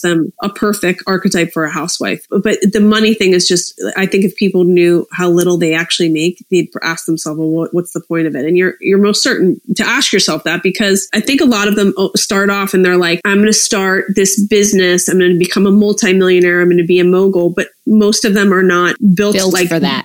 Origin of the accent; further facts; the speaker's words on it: suburbs of Philadelphia, Pennsylvania, United States; moved away as an adult; also born or lived in Hershey, Pennsylvania / Washington, District of Columbia, United States; now in Los Angeles, United States; I grew up in the suburbs of Philly, and then I went to boarding school for four years in Hershey, Pennsylvania